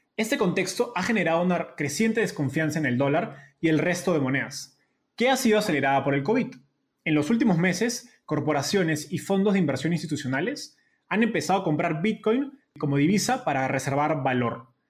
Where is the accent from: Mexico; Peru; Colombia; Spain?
Peru; yo soy peruano